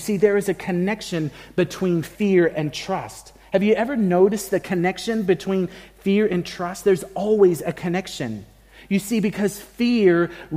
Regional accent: United States; now in Australia; I can say that as an American and a Mexican American at that.

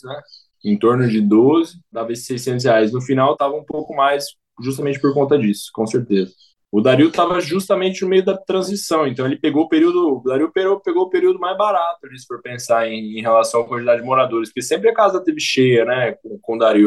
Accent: Campo Grande, Mato Grosso do Sul, Brazil; Sou aqui de Campo Grande, Mato Grosso do Sul

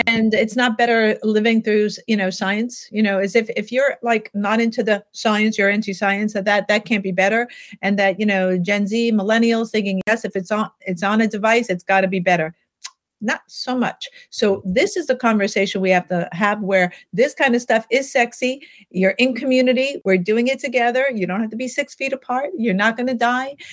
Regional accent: New York City, New York, United States; I grew up in Manhattan

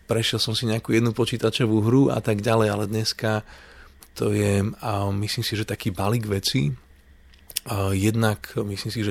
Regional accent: Canada; ja som vyrastal, keď som žil v Kanade, obklopený proste ľuďmi z indickej kultúry, veľmi veľa Indov, ktorí tam prišli.

